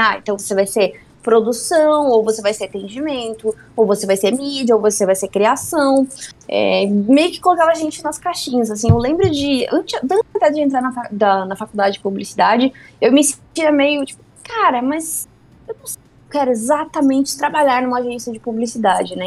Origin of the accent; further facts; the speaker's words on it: Mafra, Santa Catarina, Brazil; moved away; eu sou do interior de Santa Catarina, de Mafra